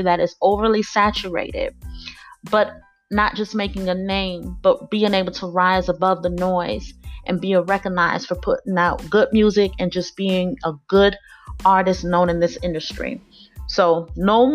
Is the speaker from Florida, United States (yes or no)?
yes; Miami, Florida, United States; my hometown